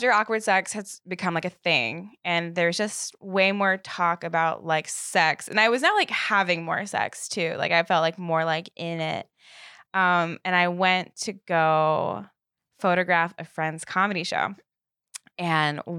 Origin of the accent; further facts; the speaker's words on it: Northern Virginia, United States; I'm from Northern Virginia.